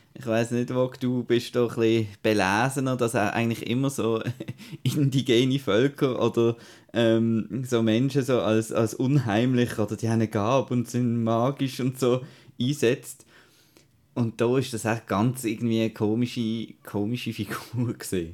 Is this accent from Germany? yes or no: no; Switzerland; bei uns in der Schweiz